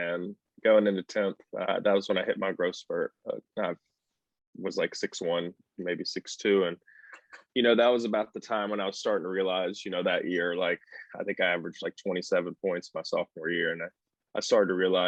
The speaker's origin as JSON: {"language": "English", "town": "Little Rock", "region": "Arkansas", "country": "United States", "tie": "born or raised there", "lives_now": "Fayetteville, United States", "said": "So I was born and raised in Little Rock, Arkansas. I live in Fayetteville, Arkansas now."}